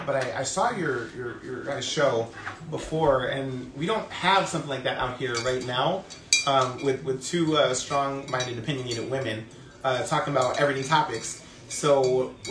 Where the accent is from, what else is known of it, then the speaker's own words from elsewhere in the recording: Allentown, Pennsylvania, United States; also born or lived in Scranton, Pennsylvania; I was born in Scranton, but I was raised in Allentown